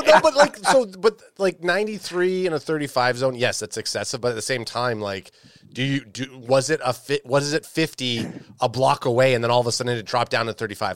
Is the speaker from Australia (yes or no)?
no; Canada